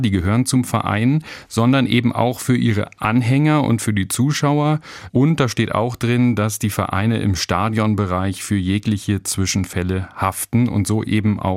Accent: Berlin, Germany; now in Karlsruhe, Germany; ich bin Berliner, hast du gesagt, und war auch die ersten 30 Jahre meines Lebens ja in Berlin. Und jetzt bin ich seit zehn Jahren hier in Karlsruhe.

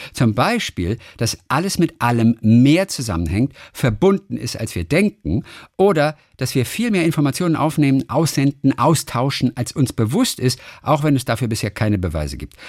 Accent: Eisenach, Thuringia, Germany; moved away; Ich wohne noch in Eisenach in Thüringen, wo ich aufgewachsen bin

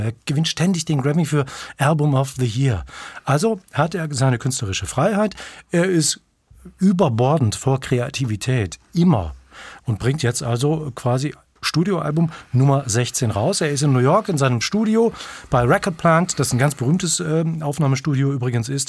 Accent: North Rhine-Westphalia, Germany; Ich bin ja in Nordrhein-Westfalen aufgewachsen

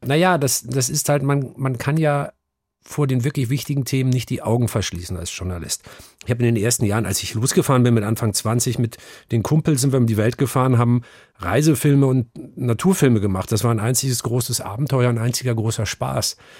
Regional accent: Northern Germany, Germany; also born or lived in Hamburg; ich bin aufgewachsen in einem kleinen norddeutschen Dorf, in einer norddeutschen Tiefebene, ein Dorf namens Aslamor

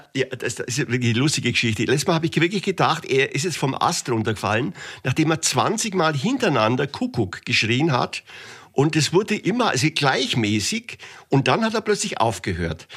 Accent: Augsburg, Bavaria, Germany; also born or lived in Gersthofen; das war in der Grundschule in Gersthofen Gersthofen ist bei Augsburg. Ich bin gebürtiger Augsburger

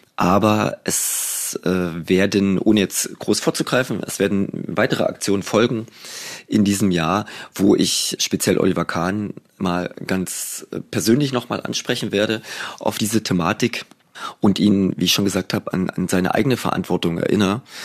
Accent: East Germany, Germany; ich bin ja noch in der DDR groß geworden

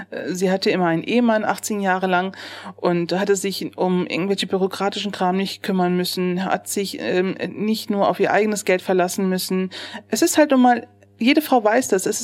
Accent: Neuss, North Rhine-Westphalia, Germany; Ja, ich bin in Neuss geboren, 1976. Mhm. Ich äh, bin hier zur Schule gegangen, bin aufgewachsen und ähm, habe die Grundschule besucht.

